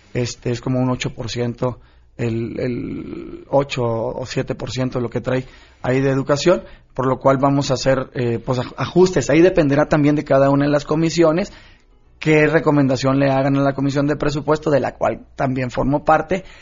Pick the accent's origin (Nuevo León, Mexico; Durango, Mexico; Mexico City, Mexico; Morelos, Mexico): Nuevo León, Mexico; Yo soy de Nuevo León